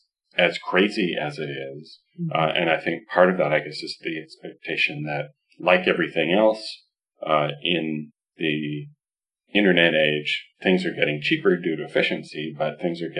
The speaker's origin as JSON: {"language": "English", "country": "Canada", "said": "I'm Canadian"}